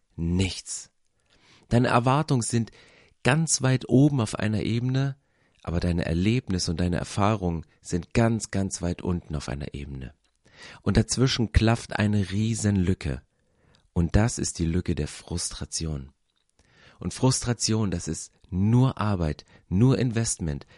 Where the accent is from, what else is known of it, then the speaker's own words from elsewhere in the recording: East Germany, Germany; Ich bin in Ostdeutschland groß geworden